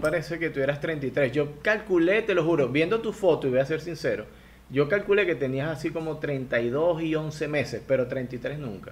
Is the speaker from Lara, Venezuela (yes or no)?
yes; Barquisimeto, Lara, Venezuela; accent: guaro; moved away as an adult; now in Ecuador; yo soy guaro, yo soy del centro del país, que yo soy del estado Lara de Barquisimeto y ahí somos guaros